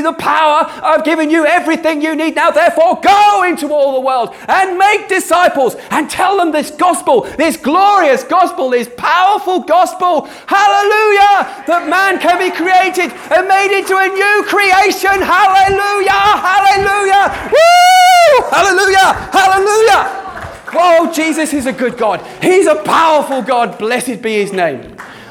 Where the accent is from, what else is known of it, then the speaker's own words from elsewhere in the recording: United Kingdom; we're British